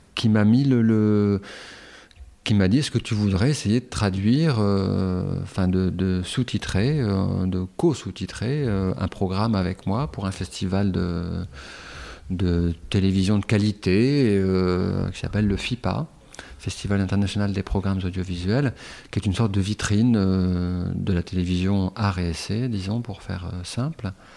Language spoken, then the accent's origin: French; Calais, Hauts-de-France, France; moved away; j'ai passé la moitié de mon enfance à Calais.